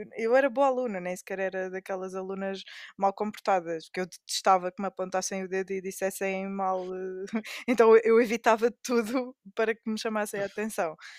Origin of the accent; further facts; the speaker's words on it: Amadora, Lisbon, Portugal; eu sou da Amadora